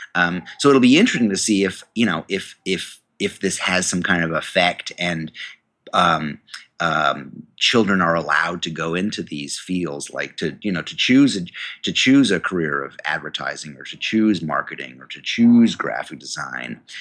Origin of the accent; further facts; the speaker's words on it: New York, United States; I went to the university in my hometown, um, a state university of New York